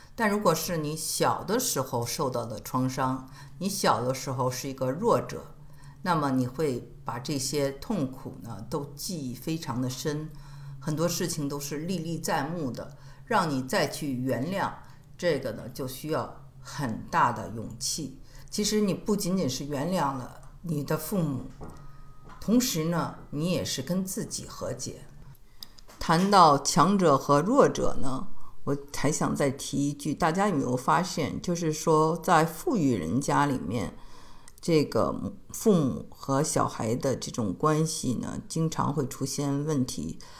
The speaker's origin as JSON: {"language": "Chinese", "region": "Beijing", "country": "China", "said": "我是北京人嘛"}